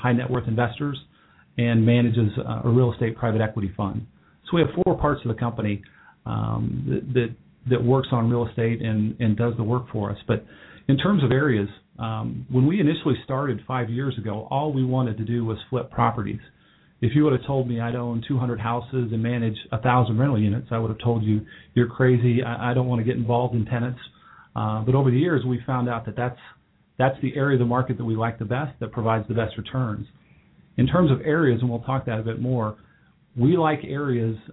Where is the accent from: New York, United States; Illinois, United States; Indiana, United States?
Indiana, United States; Indianapolis; now in Cincinnati, United States; I grew up in Indianapolis. Been here 20 years